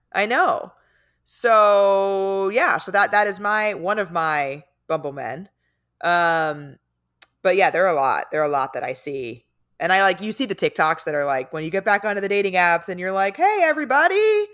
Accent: San Diego, California, United States; moved away; I'm from San Diego

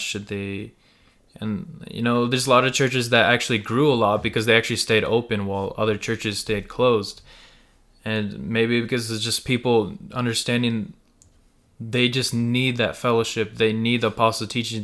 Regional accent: United States; first language Russian and Ukrainian; English is a second language; I was born in America

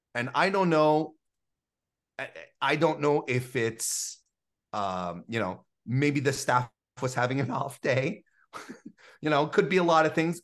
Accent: Canada; as a Canadian

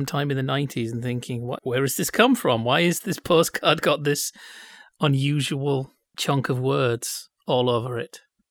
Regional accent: Bradford, Yorkshire and the Humber, United Kingdom; I'm from Bradford, I don't have a culture.

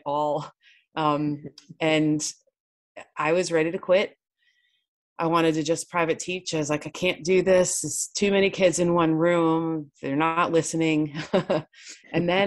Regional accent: New York, United States; I grew up in New York

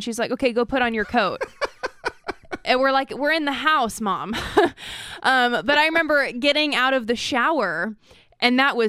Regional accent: Idaho, United States; now in California, United States; I'm from Idaho

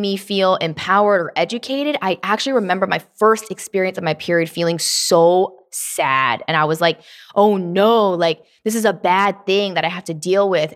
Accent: Tennessee, United States; I was born, um, not born in Tennessee, but I was raised there

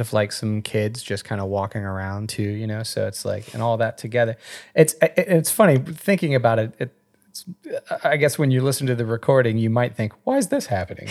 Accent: Madison, West Virginia, United States; moved away; I am from West Virginia

